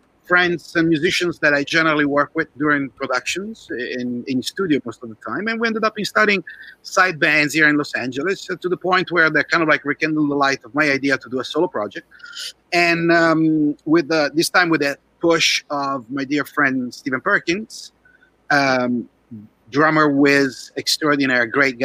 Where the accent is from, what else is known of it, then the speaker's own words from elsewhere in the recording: Milan, Lombardy, Italy; now in Santa Clarita, United States; I was living in Italy back then, that's where I was born, I was born in Milan